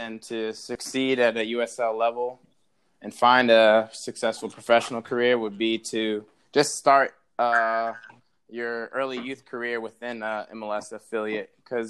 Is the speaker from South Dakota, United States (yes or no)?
no; Chesapeake, Virginia, United States; moved away; growing up in Virginia.